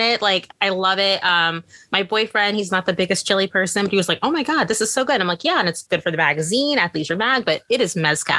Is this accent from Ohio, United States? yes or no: no; Indiana, United States; now in New York, United States; I'm from Indiana originally. I live in New York.